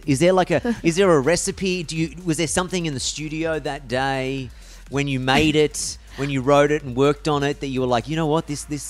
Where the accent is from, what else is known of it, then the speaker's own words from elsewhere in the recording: Australia; as an Australian